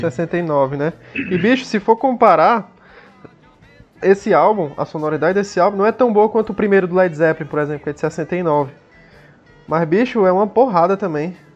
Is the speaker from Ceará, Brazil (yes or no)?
yes; Fortaleza, Ceará, Brazil; a gente é de Fortaleza